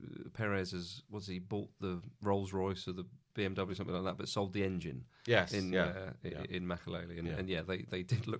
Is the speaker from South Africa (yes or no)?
no; England, United Kingdom; but again, being Englishman, that's only natural, I suppose.